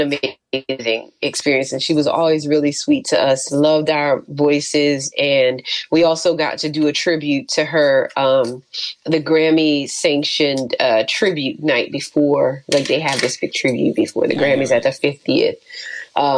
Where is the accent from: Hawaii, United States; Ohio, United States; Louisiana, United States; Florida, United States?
Louisiana, United States; New Orleans; I'm from New Orleans